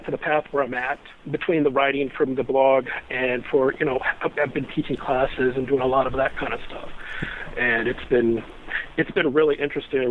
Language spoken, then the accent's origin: English; Akron, Ohio, United States; now in Kent, United States; I grew up in the Akron, Ohio area, south of Cleveland, on 4.5 acres.